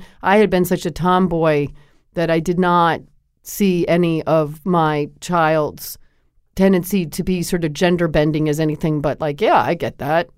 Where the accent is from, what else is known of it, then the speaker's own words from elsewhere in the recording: Connecticut, United States; I grew up in Connecticut, and I played basketball.